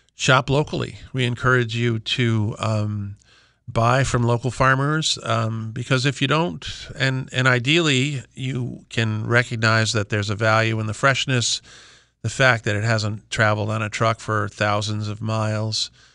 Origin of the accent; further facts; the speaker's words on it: Simsbury, Connecticut, United States; I'm from Talbot Farm in West Simsbury. We are, we are, we have been in continuous family operation since seventeen sixty-eight